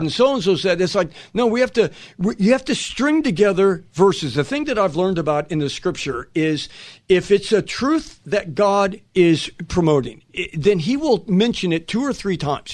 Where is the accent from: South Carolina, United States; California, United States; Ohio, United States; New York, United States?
California, United States; Los Angeles; I'm from Los Angeles.